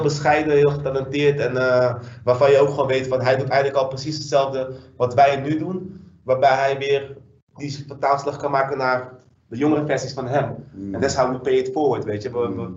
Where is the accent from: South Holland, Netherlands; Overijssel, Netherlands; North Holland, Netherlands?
South Holland, Netherlands; Dordrecht; also born or lived in Suriname; now in Rotterdam, Netherlands; ik ben geboren in Suriname, maar echt, ik heb leren lopen, praten, et cetera, in, eh, in Dordrecht